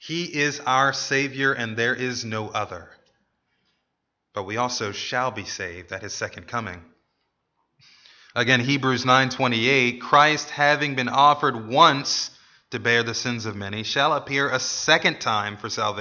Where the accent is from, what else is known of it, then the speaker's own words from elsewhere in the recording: United States; As American citizens